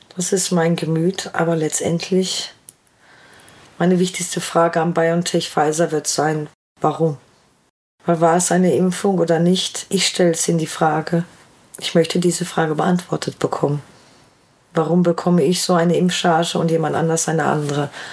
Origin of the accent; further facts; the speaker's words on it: Ruhr area, North Rhine-Westphalia, Germany; Ich komme aus dem Ruhrgebiet